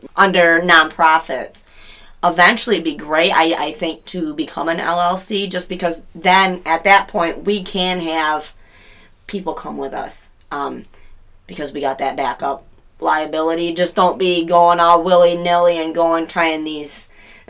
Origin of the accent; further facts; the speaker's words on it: Hastings, Michigan, United States; I was born and raised in Hastings